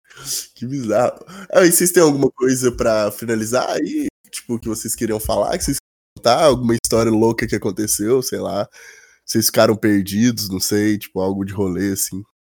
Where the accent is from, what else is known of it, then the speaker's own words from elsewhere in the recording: Brazil; moved away; Voltar pra minha, minha terra